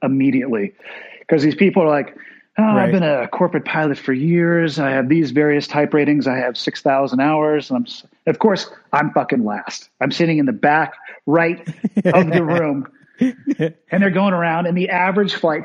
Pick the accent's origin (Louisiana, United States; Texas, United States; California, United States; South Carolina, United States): California, United States; Santa Cruz; the town that I was born and raised in Santa Cruz